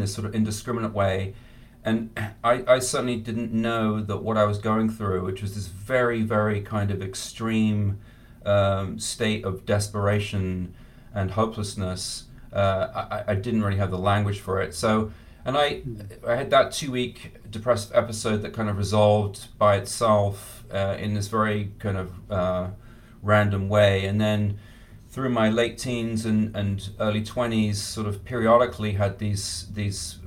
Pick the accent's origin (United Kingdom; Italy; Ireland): United Kingdom; England; I grew up in England